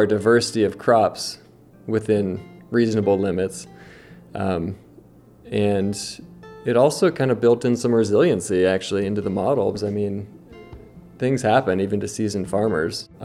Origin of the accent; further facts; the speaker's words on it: Nevada County, California, United States; I'm 37, born and raised in Nevada County